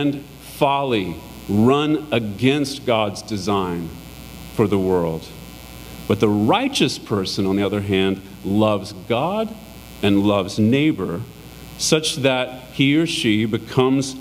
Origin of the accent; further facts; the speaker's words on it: United States; us as American Christians